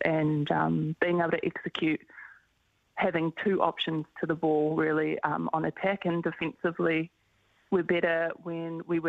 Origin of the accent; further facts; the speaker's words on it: Auckland, New Zealand; I think because we're both from Auckland and we represent the same region is always a great battle.